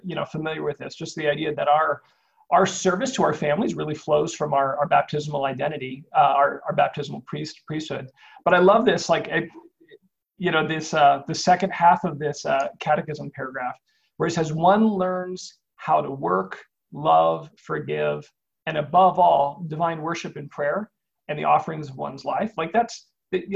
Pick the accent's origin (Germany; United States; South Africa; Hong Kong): United States; Omaha, Nebraska; I grew up in Omaha